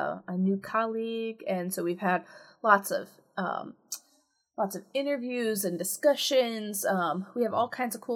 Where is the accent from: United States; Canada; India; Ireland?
United States; being an American of a particular age